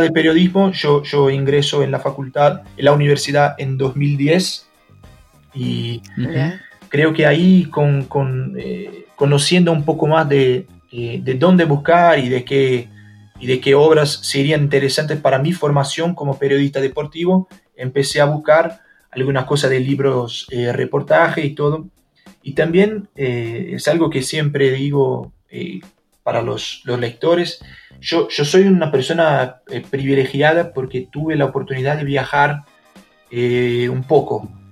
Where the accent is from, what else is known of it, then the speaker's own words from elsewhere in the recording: Brazil; also born or lived in São Paulo; nosotros acá en Brasil